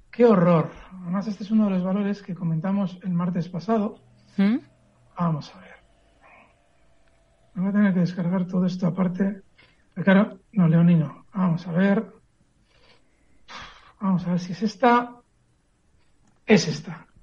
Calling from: Madrid, Community of Madrid, Spain; de Madrid.

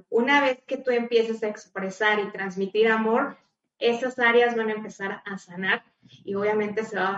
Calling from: Argentina; Buenas tardes … de Argentina

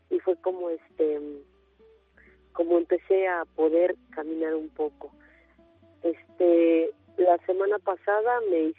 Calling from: Iztapalapa, Mexico City, Mexico; muy buenos días, señorita. Soy de Iztapalapa

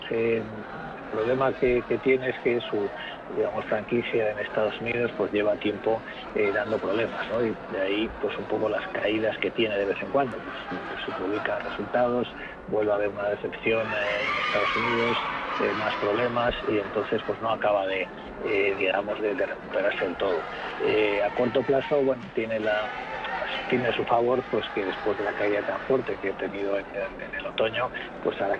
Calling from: Madrid, Community of Madrid, Spain; Hola, buenas tardes. … de Madrid.

